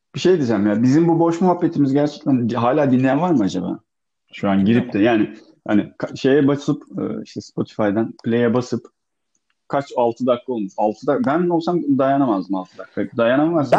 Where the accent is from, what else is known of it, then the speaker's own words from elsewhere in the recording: Bodrum, Muğla, Turkey; also born or lived in Akyaka; Ben gerçi Çivril'de büyümedim. Ee, Bodrum'da büyüdüm ben.